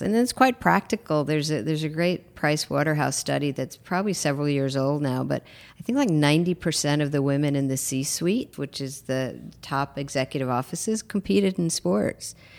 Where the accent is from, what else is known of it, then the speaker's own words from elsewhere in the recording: New York, United States; moved away as an adult; now in Los Angeles, United States; I'm a New Yorker who lives in L